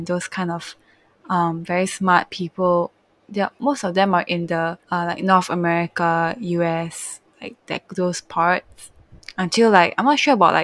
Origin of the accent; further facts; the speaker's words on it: Malaysia; I'm from Malaysia